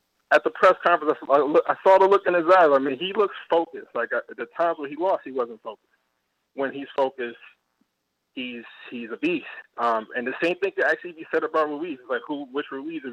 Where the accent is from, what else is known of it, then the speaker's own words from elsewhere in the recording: New York City, New York, United States; now in Chicago, United States; I'm originally from Brooklyn